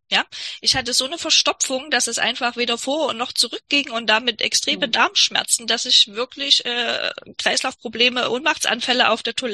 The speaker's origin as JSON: {"language": "German", "region": "East Germany", "country": "Germany", "said": "ich komme aus der DDR, ich frage mich auch, welcher Arzt in der DDR dir da je hätte äh, helfen können."}